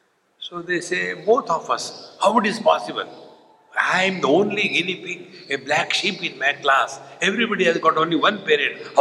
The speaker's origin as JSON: {"language": "English", "country": "India", "said": "I am Indian"}